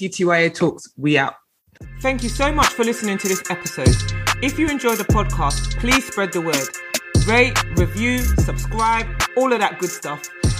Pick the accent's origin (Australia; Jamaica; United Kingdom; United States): United Kingdom; London; I'm from South London. So, you know, I was just going toot toot, South London Connect in the building.